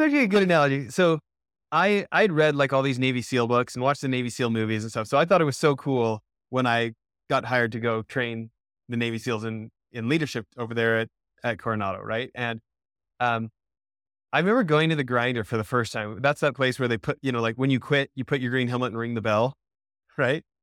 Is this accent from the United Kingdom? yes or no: no; Canada; moved away as an adult; now in United States; I grew up in Canada for ninety-nine percent of the first eighteen years of my life